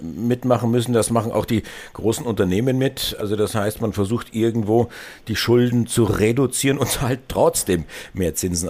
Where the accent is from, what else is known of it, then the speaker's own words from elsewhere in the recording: Germany; Bei uns in Deutschland